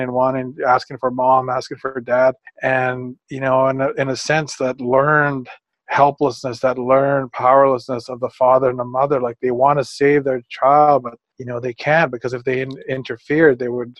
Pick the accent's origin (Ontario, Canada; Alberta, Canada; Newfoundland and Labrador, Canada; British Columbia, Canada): British Columbia, Canada; Prince Rupert; I was born in Prince Rupert. That's along the west coast of British Columbia up in Canada.